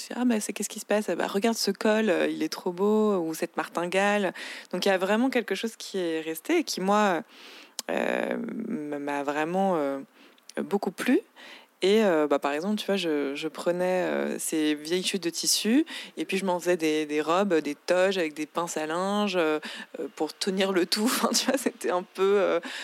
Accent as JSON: {"language": "French", "town": "Paris", "region": "Île-de-France", "country": "France", "tie": "born or raised there", "said": "j'ai grandi à Paris. Je suis née à Paris"}